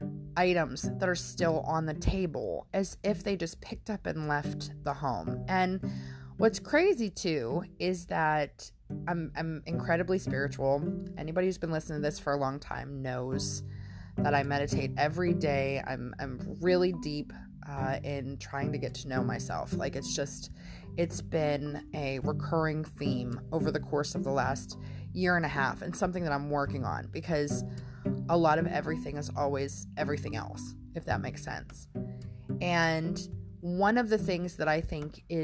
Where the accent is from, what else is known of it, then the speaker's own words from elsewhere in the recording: Pennsylvania, United States; I'm from Pennsylvania